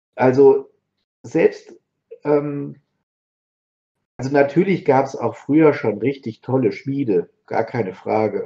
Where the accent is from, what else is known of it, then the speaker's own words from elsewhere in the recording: Marburg, Hesse, Germany; ich bin ja aus Marburg